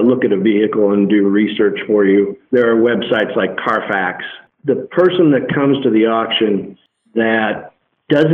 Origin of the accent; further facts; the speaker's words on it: Midwest, United States; I come from the Midwest